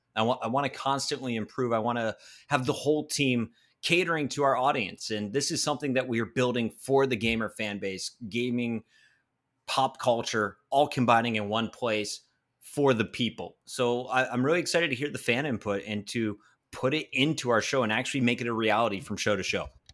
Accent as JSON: {"language": "English", "region": "Pennsylvania", "country": "United States", "tie": "born or raised there"}